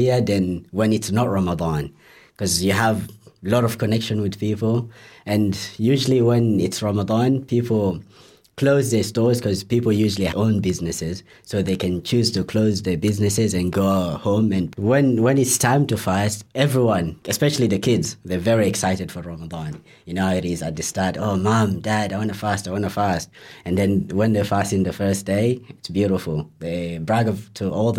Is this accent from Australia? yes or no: no; Guinea; moved away; I'm Guinea, or some people might know as Guinea.